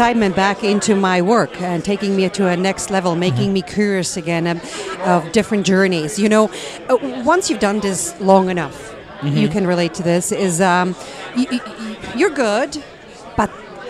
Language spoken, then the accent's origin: English; Switzerland; also born or lived in Italy / Greece; now in United States; I've become American, but I'm born in Switzerland. And by an Italian father, Greek mother, so I'm Roman Greek.